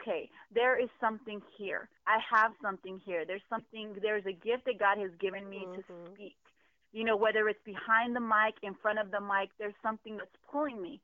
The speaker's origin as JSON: {"language": "English", "town": "San Diego", "region": "California", "country": "United States", "tie": "born or raised there", "also_born_or_lived": "Pearl Valley", "said": "I've been in San Diego since I was like 3 months old, so I'm a San Diego native"}